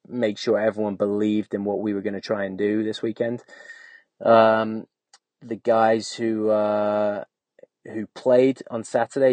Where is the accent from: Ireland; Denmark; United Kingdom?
United Kingdom; England; moved away as an adult; growing up in England